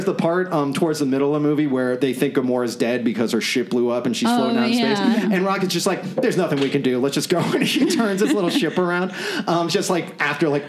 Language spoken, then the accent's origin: English; Orlando, Florida, United States; moved away; We are both from Orlando, Florida, originally